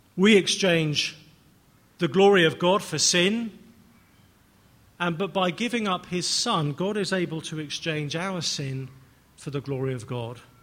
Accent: England, United Kingdom; I'm English

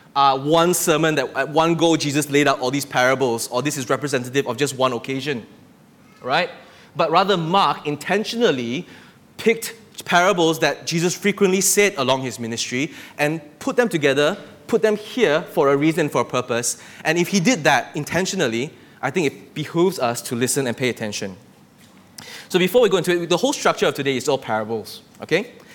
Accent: Malaysia; living day to day in this country as a Malaysian

